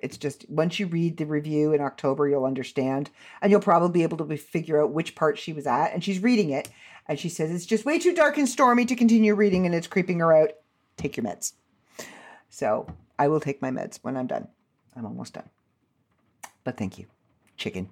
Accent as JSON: {"language": "English", "country": "Canada", "said": "I'm Canadian"}